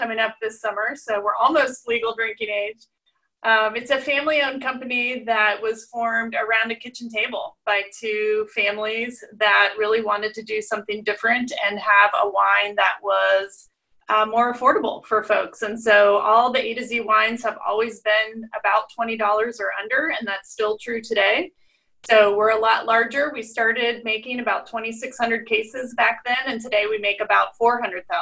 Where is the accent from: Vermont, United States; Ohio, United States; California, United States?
Ohio, United States; accent: Midwest; moved away; I grew up in Ohio and went to college there at Ohio Wesleyan